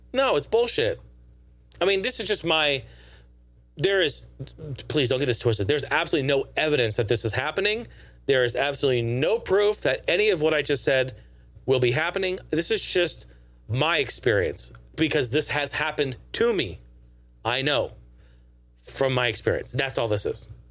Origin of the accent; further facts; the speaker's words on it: Pacific Northwest, United States; We're both from the Pacific Northwest.